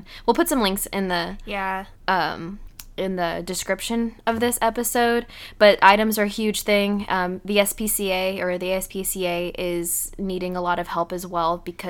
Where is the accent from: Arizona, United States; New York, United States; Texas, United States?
Texas, United States; Houston; I'm seeing my entire hometown underwater